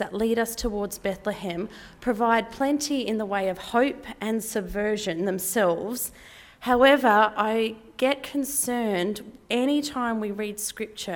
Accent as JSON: {"language": "English", "country": "Australia", "said": "I'm an Australian, middle class, white, not Palestinian, not Israeli, non-Indigenous person living on land that was never ceded"}